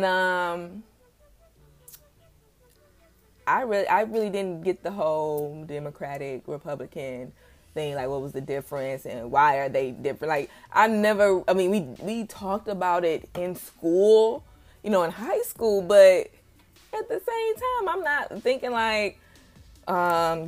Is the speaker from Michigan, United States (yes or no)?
yes; Detroit, Michigan, United States; I'm coming from Detroit, Michigan, where we had a bright young mayor, you know, Kwame Kilpatrick